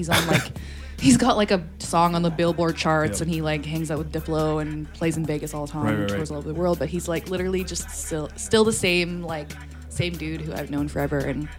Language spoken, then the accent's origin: English; Calgary, Alberta, Canada; born or raised there; also born or lived in England / Hong Kong